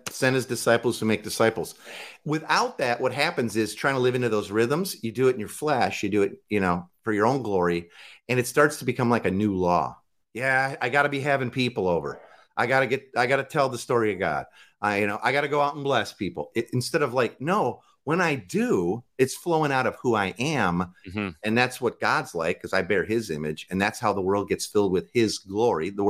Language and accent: English; Midwest, United States; Like I, we, I'm from the Midwest. Barbecue. It's a grill.